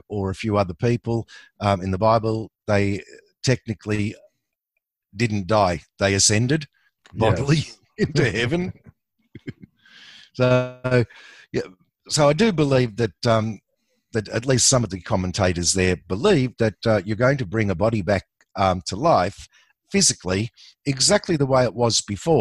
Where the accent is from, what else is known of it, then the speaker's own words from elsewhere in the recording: Australia; I'm an Aussie